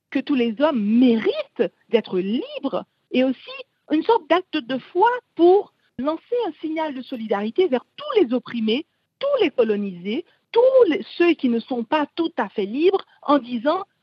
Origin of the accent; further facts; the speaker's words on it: Cap-Haïtien, Nord, Haiti; l'explosion du camion citerne au Cap-Haïtien, ma ville natale d'ailleurs.